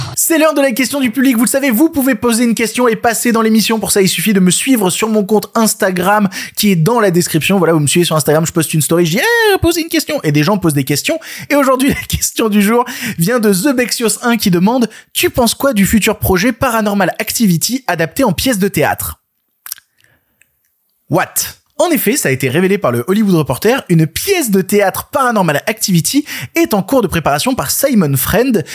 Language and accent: French; France; on est français